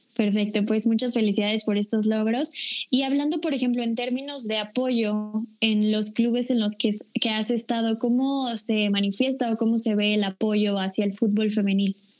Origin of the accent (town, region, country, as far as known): Mexico